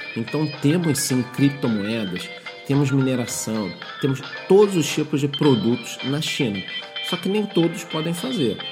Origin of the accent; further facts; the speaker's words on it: Brazil; nós que somos brasileiros, moramos aqui num local que não tem tanta segurança